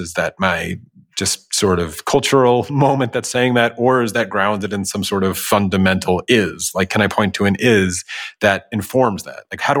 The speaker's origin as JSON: {"language": "English", "country": "United States", "tie": "born or raised there", "said": "as an American who grew up seeing women showing their hair."}